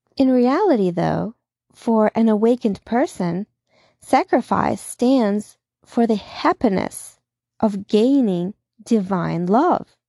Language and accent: English; Russia; moved away as an adult; now in United States; in my time of growing up in Russia